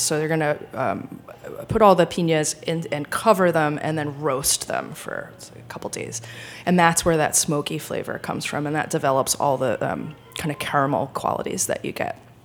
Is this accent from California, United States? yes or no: no; Rhode Island, United States; moved away as an adult; also born or lived in France; now in New York, United States; I grew up in Rhode Island